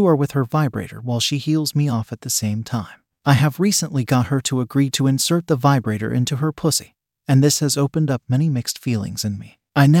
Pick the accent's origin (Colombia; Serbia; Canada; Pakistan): Pakistan; moved away as an adult; now in United Kingdom; We had an arrangement back in my home country of Pakistan, and she moved to the UK to live with me after a few months of waiting for her visa. We are from a small village in Pakistan